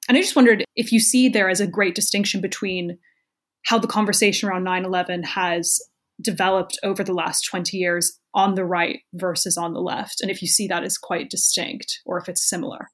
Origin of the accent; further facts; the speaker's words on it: Dayton, Ohio, United States; moved away as an adult; I grew up in Dayton, Ohio, but my mom is from Park Ridge